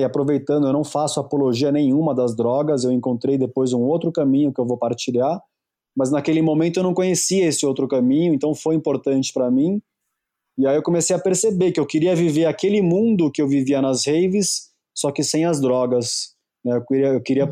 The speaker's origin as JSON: {"language": "Portuguese", "country": "Brazil", "tie": "born or raised there", "said": "a minha infância, pelo menos aqui no Brasil, é só mais uma infância"}